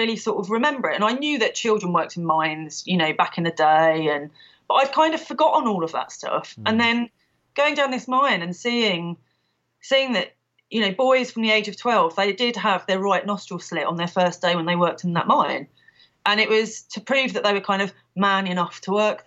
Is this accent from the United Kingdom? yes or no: yes; London, United Kingdom; now in Ludlow, United Kingdom; I'm from London originally, as I'm sure listeners will be able to tell from my accent.